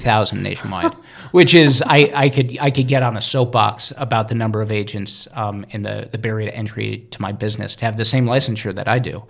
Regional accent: Cleveland, Ohio, United States; moved away as an adult; also born or lived in New York City; I was born in Cleveland, Cleveland, Ohio

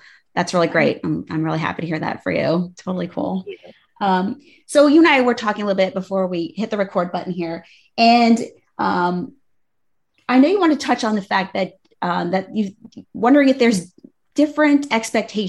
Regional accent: United States; I grew up right outside of New York

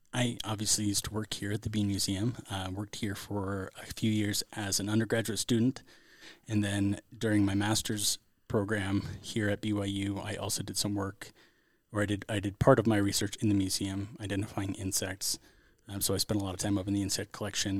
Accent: Central California, United States; I grew up in Central California

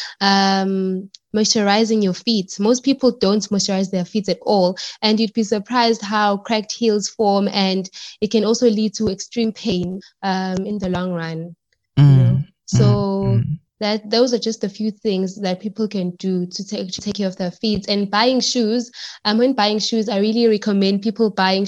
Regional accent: South Africa; I live in Pangeni. I'm from Pangeni, and I studied at the University of Johannesburg

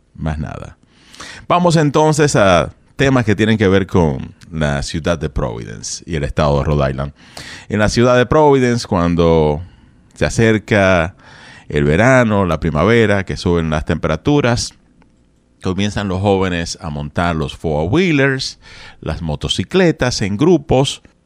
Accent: Dominican Republic; Yo soy de República Dominicana

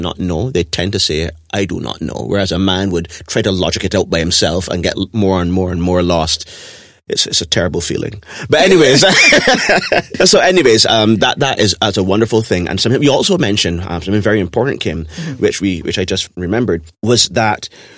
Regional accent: Barbados; the society that we grew up in Barbados

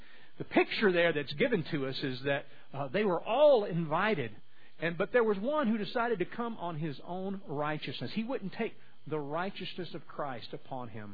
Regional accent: Louisiana, United States; I was from Louisiana

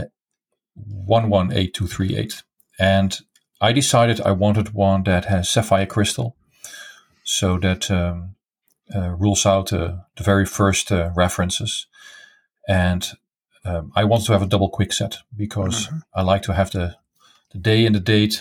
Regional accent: eastern Netherlands, east of the Netherlands, Netherlands; I grew up in the east part of the Netherlands, near the German border

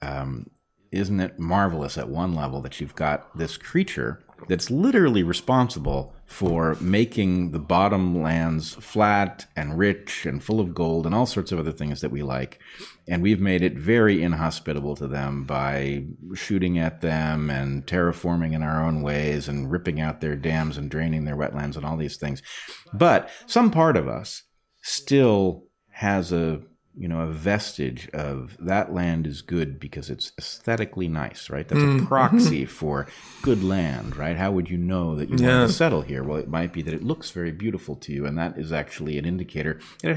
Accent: California, United States; I grew up in California

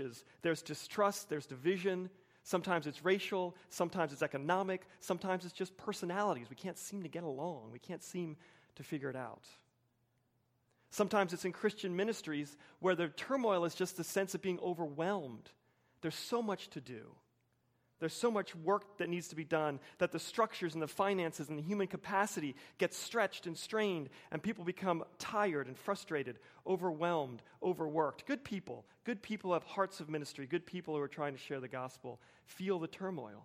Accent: Wilmington, United States; my culture in suburban Wilmington

